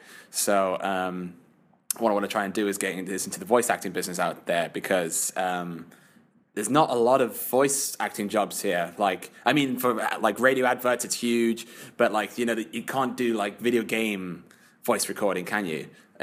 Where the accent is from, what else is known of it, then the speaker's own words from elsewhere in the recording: Sharjah, United Arab Emirates; also born or lived in Newcastle, United Kingdom; But because I've brought up with this accent here, I was born in Sharjah. So my family came out here 35 years ago.